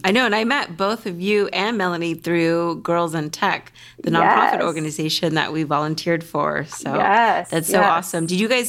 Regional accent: Los Angeles, California, United States; I'm from LA as well. And people are always like, wow, it's a unicorn. It's a native. It's a rare sighting.

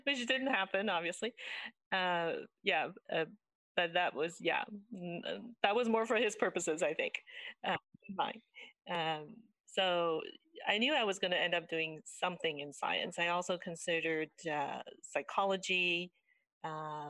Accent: Richmond, British Columbia, Canada; also born or lived in Taiwan; I came to Canada when I was quite young from Taiwan, and I went to did all my schooling here actually I started off in Richmond. I went through school to the end of high school in Richmond

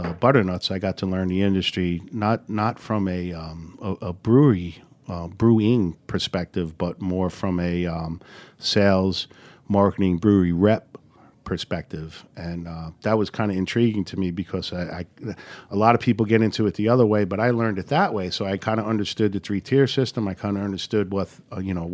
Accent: New York City, New York, United States; I'm from Bayside

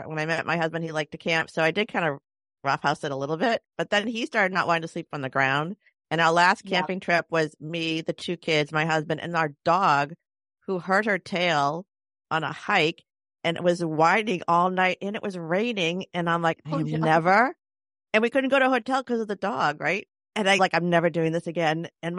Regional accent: Chicago, Illinois, United States; we're from Chicago, though.

